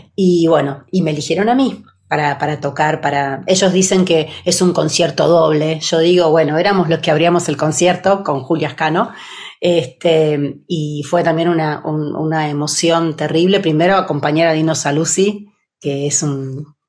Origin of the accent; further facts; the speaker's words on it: Buenos Aires, Argentina; moved away as an adult; now in Switzerland; la ciudad donde nací, porque soy, de, soy porteña.